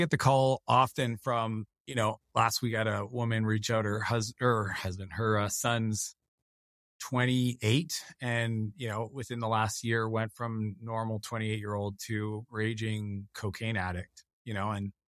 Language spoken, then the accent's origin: English; Canada; driving around the province I grew up in Canada and just listening to him put deals together.